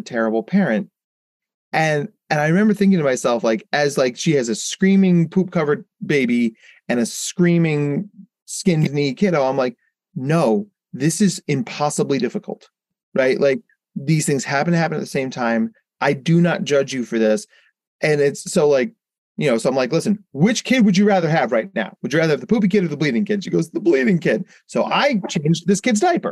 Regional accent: Jersey Shore, New Jersey, United States; I grew up on the Jersey Shore

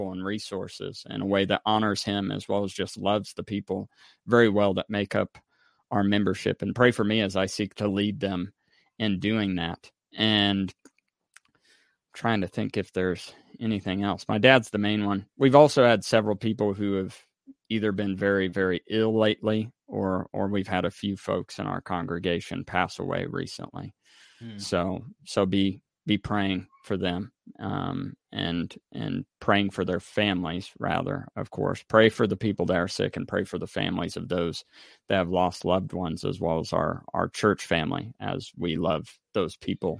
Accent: Mattoon, Illinois, United States; now in Missouri, United States; I'm in my hometown right now in Mattoon, Illinois

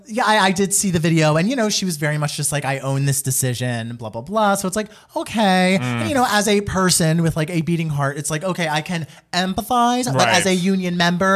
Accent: New Jersey, United States; I'm from Jersey.

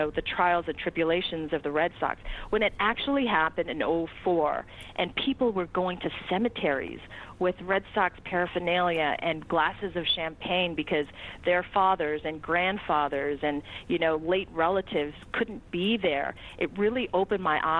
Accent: Toronto, Ontario, Canada; also born or lived in Boston; having been a Boston transplant for 4.5 years and having watched the 92-93 World Series teams in my hometown of Toronto, and not growing up in New England

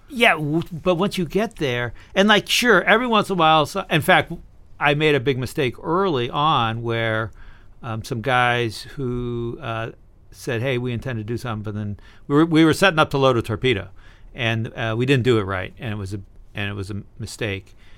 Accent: Berkeley, California, United States; I was born in Berkeley, California, in 1959.

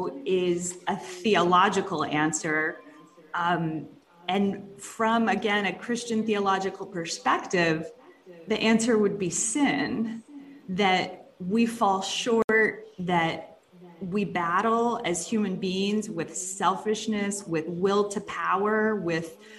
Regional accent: Jacksonville, Florida, United States; moved away as an adult; also born or lived in Dallas area, Texas; I did grow up in the Dallas area, and then in North Florida, Jacksonville is my hometown.

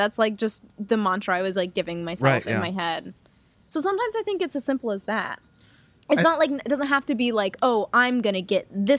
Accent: Myrtle Beach, South Carolina, United States; I grew up in Myrtle Beach.

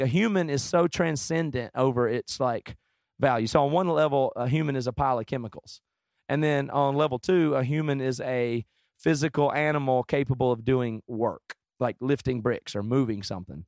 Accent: the South, United States; I grew up in the South

